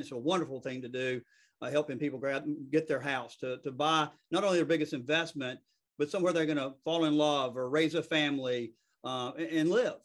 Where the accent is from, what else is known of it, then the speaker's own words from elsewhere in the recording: the South, United States; accent: Southern; I'm, I'm from the South. I mean, I, I, know it's hard to believe that this is a Southern accent, but it's a Southern accent.